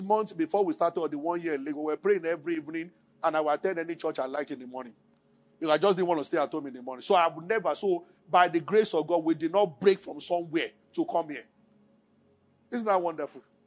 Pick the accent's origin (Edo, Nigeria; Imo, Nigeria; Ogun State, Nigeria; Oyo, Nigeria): Ogun State, Nigeria; Abeokuta; moved away as an adult; also born or lived in Kaduna; I grew up in Abeokuta